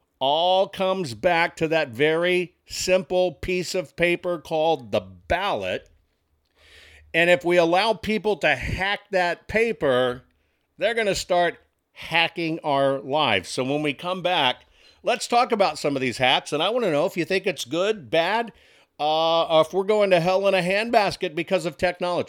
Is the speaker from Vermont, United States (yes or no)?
no; Arkansas, United States; But don't forget I'm from Arkansas. Not only am I from Arkansas, but I've been married.